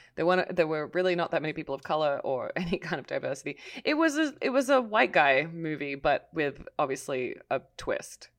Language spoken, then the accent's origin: English; Australia; as an Australian